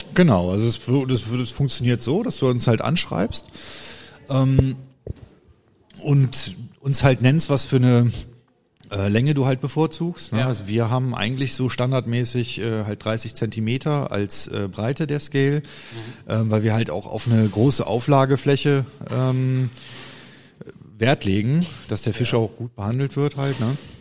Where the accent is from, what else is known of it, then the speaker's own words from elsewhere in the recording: Brüggen, North Rhine-Westphalia, Germany; ich äh, komme aus Kreis Viersen, äh, Brüggen halt